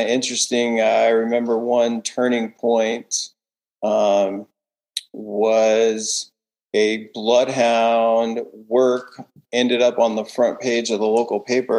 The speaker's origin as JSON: {"language": "English", "town": "San Jose", "region": "California", "country": "United States", "tie": "born or raised there", "said": "I was born and raised in San Jose"}